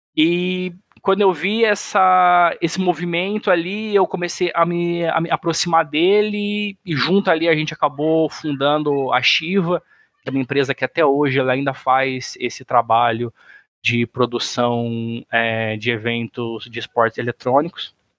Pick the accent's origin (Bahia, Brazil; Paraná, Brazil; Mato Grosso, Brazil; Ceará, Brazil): Mato Grosso, Brazil; Sinop; moved away as an adult; also born or lived in São Paulo; now in Florianópolis, Brazil; eu sou natural de São Paulo, mas eu moro no Mato, mas eu morei no Mato Grosso praticamente a vida inteira. 20 anos morei no, no Mato Grosso